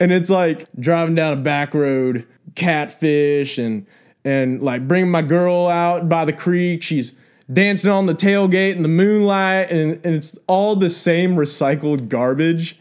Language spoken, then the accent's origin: English; Texas, United States; growing up in Texas